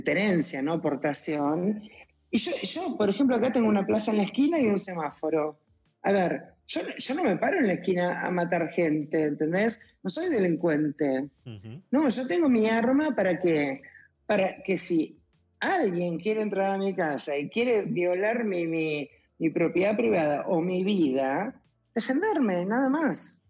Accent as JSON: {"language": "Spanish", "country": "Argentina", "said": "Acá en Argentina hay mucha inseguridad"}